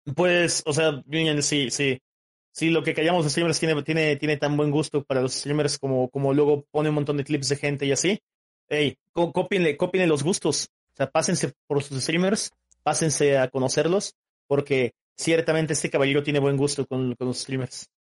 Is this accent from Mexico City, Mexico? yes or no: no; Oaxaca, Mexico; yo soy de Oaxaca, México